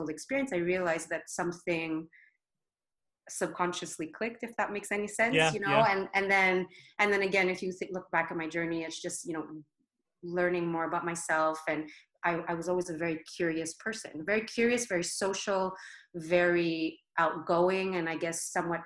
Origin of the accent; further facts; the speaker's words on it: Brossard, Quebec, Canada; also born or lived in Côte d'Ivoire; born and raised in Brossard